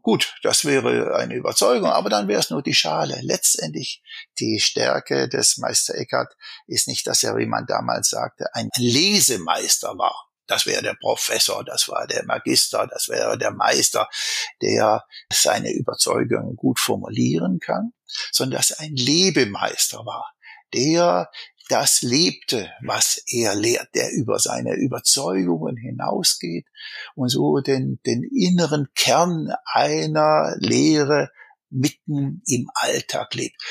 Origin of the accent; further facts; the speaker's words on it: Swabia, Germany; accent: Swabian; Ich bin ja ein Schwabe